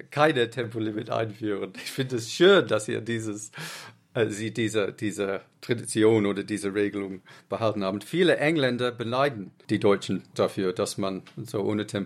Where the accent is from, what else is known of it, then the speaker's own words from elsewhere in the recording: Uganda; born there; ich bin in Uganda geboren und mein Vater hat immer im Ausland gearbeitet